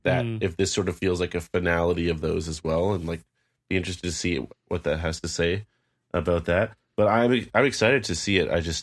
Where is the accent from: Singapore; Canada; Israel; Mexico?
Canada; Canadians, we can relate.